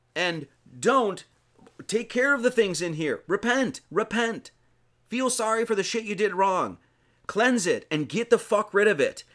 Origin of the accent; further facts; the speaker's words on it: Wisconsin, United States; I'm from Wisconsin